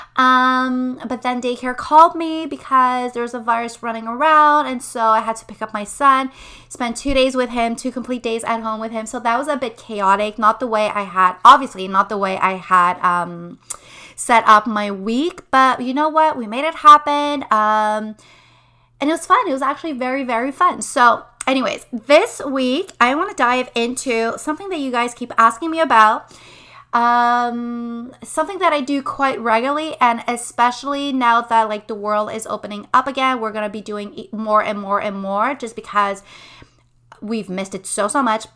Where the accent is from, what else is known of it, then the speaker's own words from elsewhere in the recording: Montreal, Quebec, Canada; moved away as an adult; now in Quebec City, Canada; We were born in Montreal. I'm from the West Island. My husband is from Montreal as well. And so we lived our entire lives in Montreal